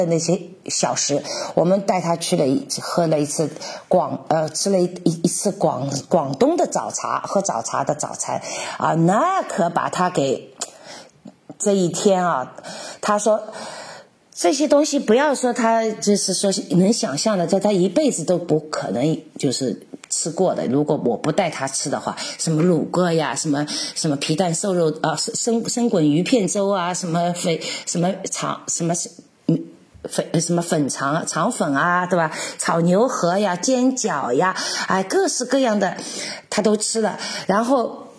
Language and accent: Chinese; Czechia; Chinese is a second language; 我这个一年才跟我们这些捷克人在一起搞一次浓汤节啊！